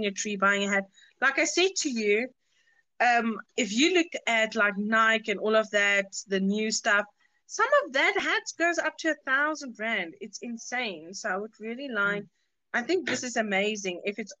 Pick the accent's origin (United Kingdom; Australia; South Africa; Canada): South Africa; we're all from South Africa.